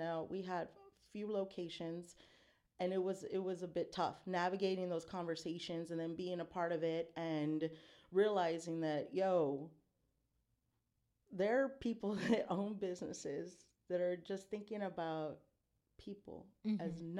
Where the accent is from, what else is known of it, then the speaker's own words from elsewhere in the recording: San Antonio, Texas, United States; you know, growing up in San Anto, beautiful, beautiful community, a lot of culture. But I grew up in a way where it was like try to assimilate, you know, in the white spaces.